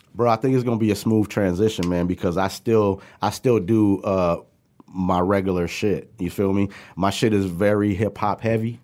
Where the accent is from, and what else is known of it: Pontiac, Michigan, United States; born or raised there; also born or lived in New York / Puerto Rico